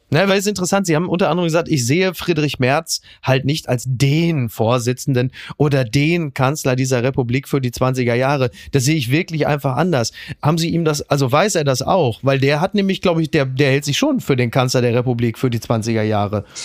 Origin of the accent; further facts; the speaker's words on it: North Rhine-Westphalia, Germany; ich bin selber aus NRW